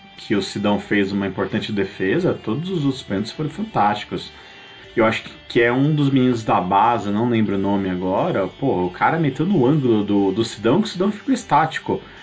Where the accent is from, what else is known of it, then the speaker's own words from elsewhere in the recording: Brazil; somos nós brasileiros